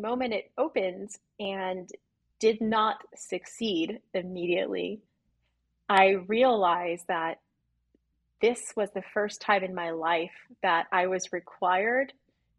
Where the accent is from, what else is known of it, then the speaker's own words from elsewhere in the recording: Illinois, United States; I was raised in the Midwest in Illinois